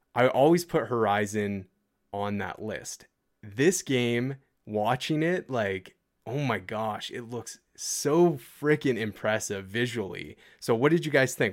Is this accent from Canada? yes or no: yes; Canada; as a Canadian